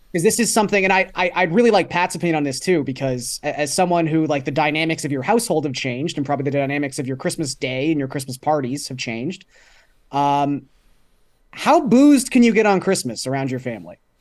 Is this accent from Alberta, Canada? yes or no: no; Toronto, Ontario, Canada; growing up in Scarborough